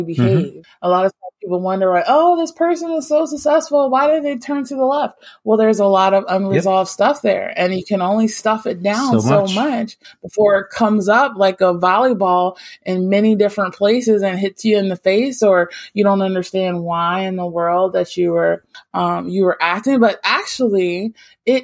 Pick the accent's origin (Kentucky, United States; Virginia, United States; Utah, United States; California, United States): Virginia, United States; moved away; also born or lived in Florida; growing up in Virginia and actually moving down to Florida